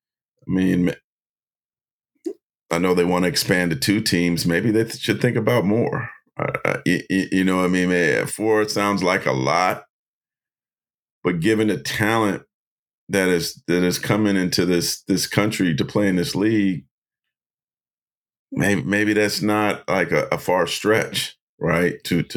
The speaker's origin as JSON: {"language": "English", "area": "Bay Area", "region": "California", "country": "United States", "tie": "born or raised there", "said": "me growing up in the Bay Area"}